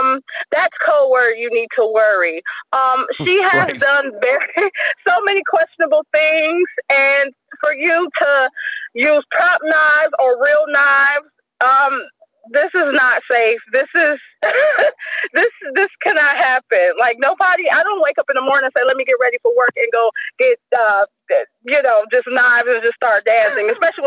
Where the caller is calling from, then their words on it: Clearwater, Florida, United States; I'm calling from Clearwater, Florida.